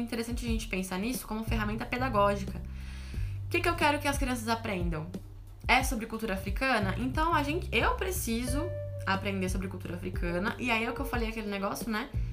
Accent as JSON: {"language": "Portuguese", "country": "Brazil", "tie": "born or raised there", "said": "meu país, o país onde eu nasci"}